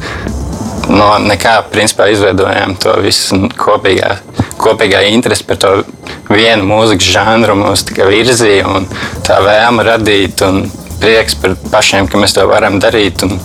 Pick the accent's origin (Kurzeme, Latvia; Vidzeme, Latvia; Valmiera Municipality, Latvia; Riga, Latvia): Riga, Latvia; also born or lived in Torņakalns; Un eh, parasti mēs, kad sevi iepazīstam, vienmēr sakām, to, ka mēs esam no Torinkalna. Jo nu, tas arī ir tas, saistīts ar mūsu grupas stāstu un mūsu nosaukumu. Mēs iepazināmies būtībā Torinkalnā, jo mēs visi gājām vienā skolā, kas ir Rīga